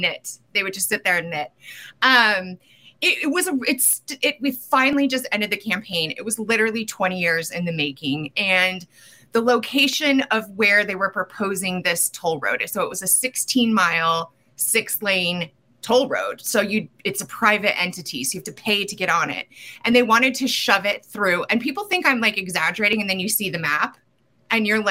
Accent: Colorado, United States; I was raised in Colorado

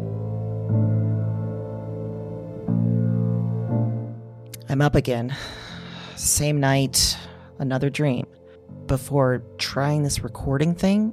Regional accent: Iowa, United States; also born or lived in Chicago; we are from Iowa.

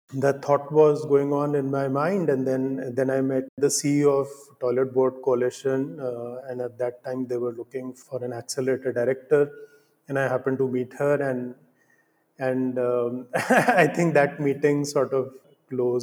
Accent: India; growing up in India and living in India

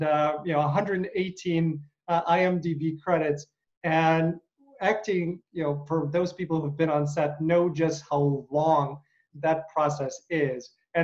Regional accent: United States; because I am an American actor

